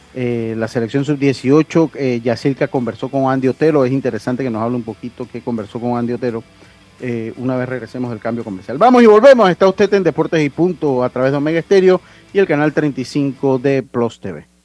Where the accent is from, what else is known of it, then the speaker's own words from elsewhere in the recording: Panama; yo soy panameño